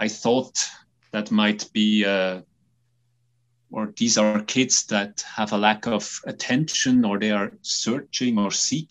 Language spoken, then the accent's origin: English; Switzerland; I'm a psychiatrist from Switzerland.